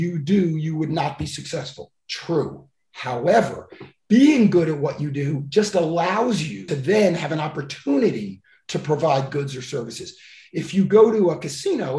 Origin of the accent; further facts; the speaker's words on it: Miami Beach, Florida, United States; I grew up on Miami Beach, South Beach, that everyone thinks is so cool, is where I was actually born and grew up